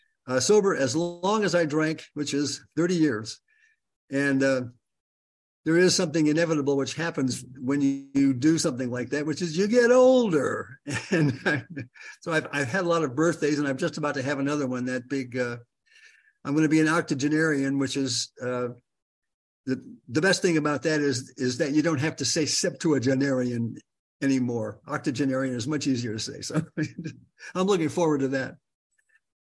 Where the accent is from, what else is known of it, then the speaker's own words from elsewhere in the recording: Los Angeles, California, United States; also born or lived in Michigan / Venice, California; I'm from Michigan originally, and I was raised in the San Fernando Valley.